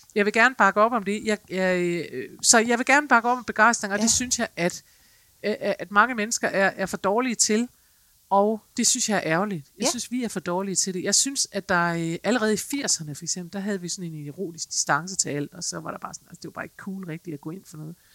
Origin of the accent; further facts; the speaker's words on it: Denmark; vi er som mennesker, som danskere måske